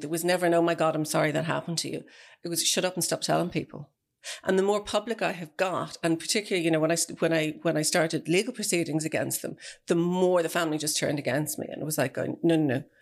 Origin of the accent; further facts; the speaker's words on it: Celbridge, Leinster, Ireland; it's where I grew up